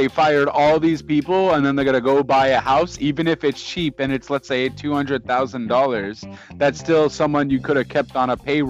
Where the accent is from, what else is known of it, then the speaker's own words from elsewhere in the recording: Canada; accent: Canadian; I'm Canadian